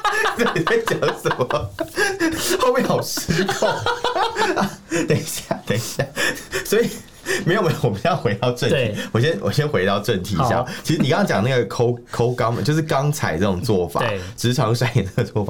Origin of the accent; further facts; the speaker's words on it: Taiwan; 那那请问台湾人去怎么办？我们上次讲到那个那些台商回去，岂不是每个都要被肛交？